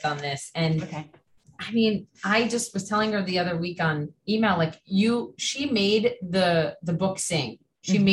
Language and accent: English; Minnesota, United States; I wrote for like the high school newspaper growing up in Minnesota